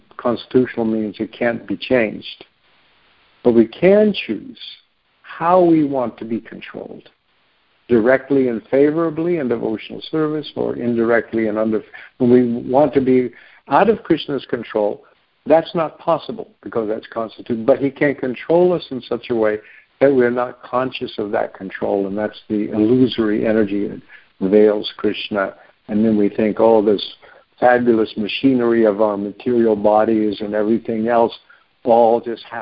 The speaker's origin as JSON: {"language": "English", "country": "United States", "tie": "born or raised there", "also_born_or_lived": "Oklahoma", "said": "I grew up in Texas and Oklahoma a lot"}